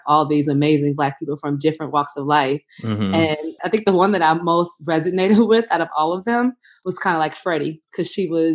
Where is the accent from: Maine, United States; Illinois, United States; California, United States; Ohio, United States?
Illinois, United States; south suburbs of Chicago; moved away as an adult; also born or lived in Nashville, Tennessee; I never lived in Chicago until I was an adult, but I'm from the south suburbs outside of Chicago.